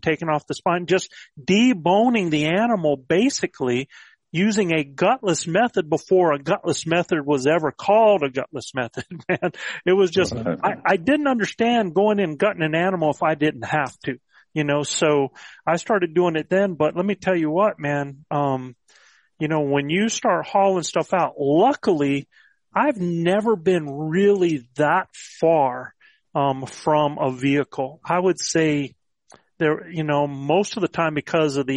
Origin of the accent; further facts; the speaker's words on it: the Carolinas, United States; also born or lived in Virginia; I grew up in the Carolinas